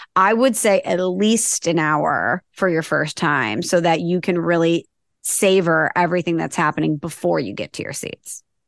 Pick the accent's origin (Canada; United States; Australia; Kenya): United States; Midwest; moved away; I'm from the Midwest